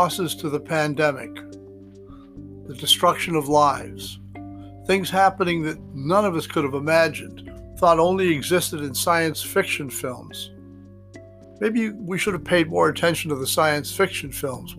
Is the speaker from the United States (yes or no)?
yes; New York City, New York, United States; I was growing up across the way in Glendale, Queens.